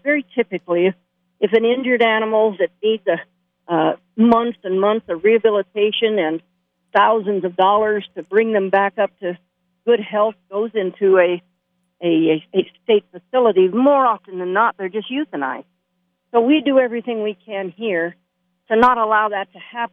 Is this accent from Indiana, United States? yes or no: no; Las Vegas, Nevada, United States; I was born in Las Vegas. I'm a true native.